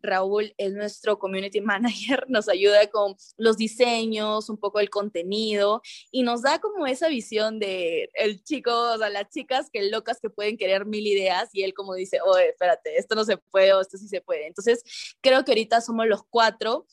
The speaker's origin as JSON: {"language": "Spanish", "town": "Chiclayo", "region": "Lambayeque", "country": "Peru", "said": "yo soy de Chiclayo"}